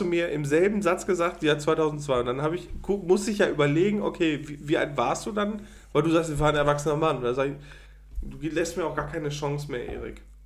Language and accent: German; Münsterland, North Rhine-Westphalia, Germany; Das ist Münsterland. Das ist hm. also die Ecke, wo ich groß geworden bin